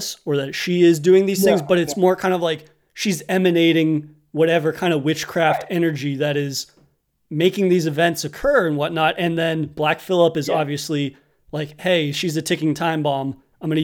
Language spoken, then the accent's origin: English; New England, United States; growing up in New England, you inevitably end up in the woods